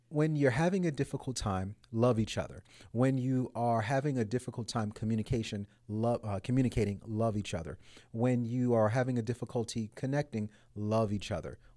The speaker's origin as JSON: {"language": "English", "country": "United States", "said": "I'm American"}